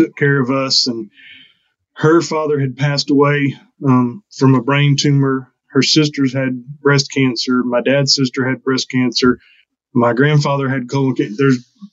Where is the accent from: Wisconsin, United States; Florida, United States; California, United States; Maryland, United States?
Florida, United States; Panama City; moved away as an adult; also born or lived in Albany, Georgia; I'm from Panama City. So I was born and raised in Panama City.